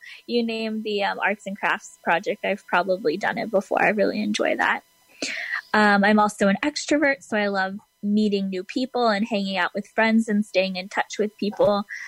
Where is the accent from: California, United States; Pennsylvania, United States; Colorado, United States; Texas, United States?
California, United States; Southern; So I grew up in Southern California. So I am a Californian at heart. Moved to Northern California for college, but then ended back in Southern California for law school about 20 minutes from my hometown